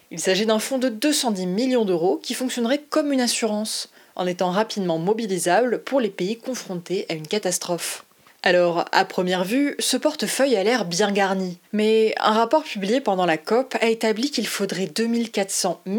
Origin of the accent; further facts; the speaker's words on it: Côte d’Ivoire; now in France; je suis issue de l'immigration. Je suis de Côte d'Ivoire et ça fait une dizaine d'années que je suis en France.